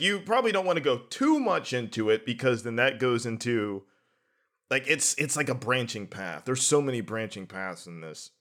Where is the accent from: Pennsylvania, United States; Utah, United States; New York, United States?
Pennsylvania, United States; New Brighton; now in Pittsburgh, United States; I'm from New Brighton